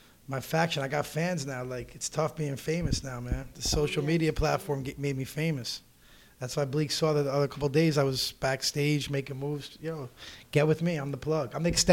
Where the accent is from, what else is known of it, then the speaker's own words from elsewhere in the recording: Bergen County, New Jersey, United States; also born or lived in Dyckman, Manhattan, New York; I grew up right by the Meadowlands. As stated earlier, I'm from Bergen County.